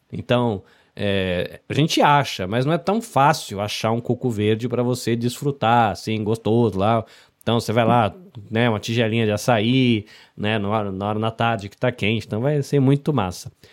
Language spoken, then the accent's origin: Portuguese; interior of São Paulo, Brazil; also born or lived in Salvador, Bahia; now in Japan; eu sou nascido em Salvador, na Bahia, mas não cresci lá. Cresci no interior de São Paulo.